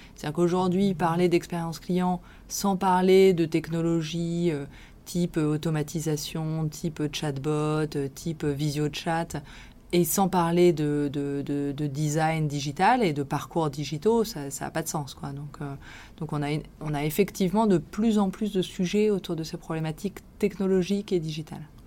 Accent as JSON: {"language": "French", "town": "Villefranche-sur-Saône", "region": "Auvergne-Rhône-Alpes", "country": "France", "tie": "born or raised there", "also_born_or_lived": "Lyon", "moved": "as an adult", "lives_now": "Paris, France", "said": "je suis originaire de la région lyonnaise. J'ai vécu mon enfance à Villefranche-sur-Saône et mes années de lycéenne à Lyon"}